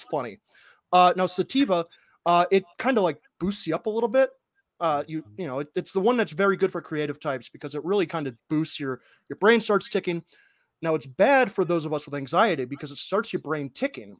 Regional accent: Ohio, United States; growing up in Midwest Ohio

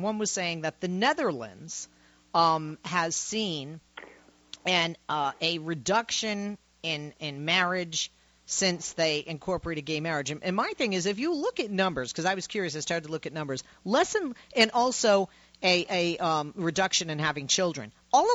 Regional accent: Massachusetts, United States; now in Los Angeles, United States; growing up in Massachusetts

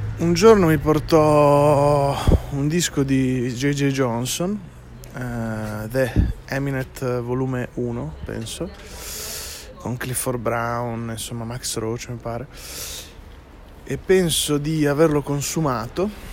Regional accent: Minerbio, Emilia-Romagna, Italy; also born or lived in Bentivoglio; now in Ferrara, Italy; sono cresciuto in banda a Minerbio, del mio paese

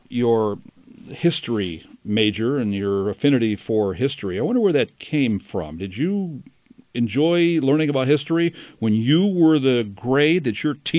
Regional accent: Southern California, United States; I think back to my education growing up in Southern California. I took 3 years of Spanish, so poquito español here.

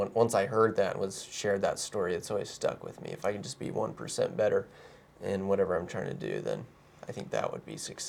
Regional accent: Kansas City, Missouri, United States; born there; now in Utah, United States; I was born in Kansas City though, so I'm a little bit familiar.

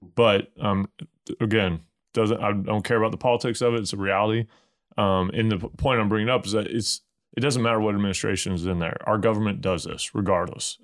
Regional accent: Missouri, United States; I'm from Bumpkin, Missouri

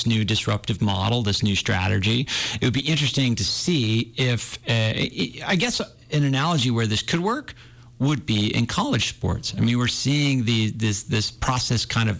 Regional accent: New Hampshire, United States; now in Montana, United States; when I was a kid, you know, I grew up in New Hampshire

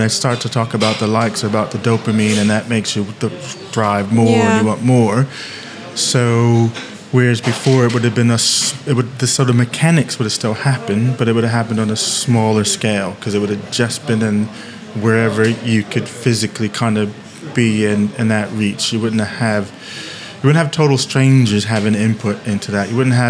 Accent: Eatontown, New Jersey, United States; So I'm just thinking of my town. I grew up in Eatontown.

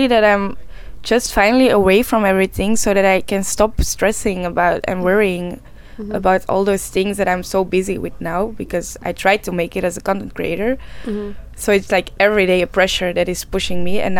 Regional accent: Belgium; I was born in Belgium.

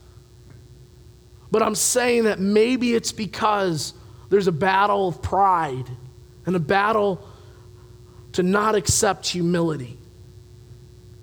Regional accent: Louisville, Kentucky, United States; moved away; I come from the Louisville area. Horses are big down there

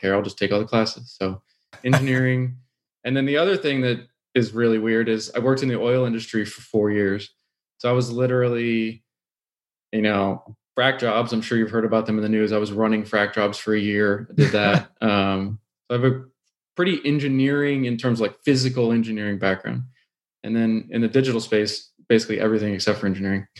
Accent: Houston, Texas, United States; growing up in Houston, it was like oil is what you

